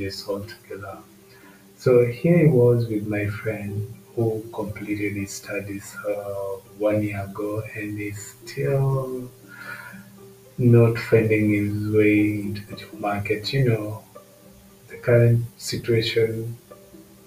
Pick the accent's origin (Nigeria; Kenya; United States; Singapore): Kenya; from my home country, Kenya.